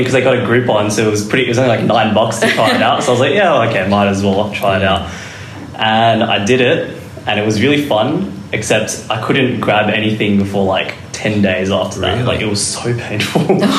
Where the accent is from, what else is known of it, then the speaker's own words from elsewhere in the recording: Melbourne, Victoria, Australia; moved away as an adult; now in Adelaide, Australia; Well, I'm from Melbourne, born and raised there, and I came here to study dentistry in 2016.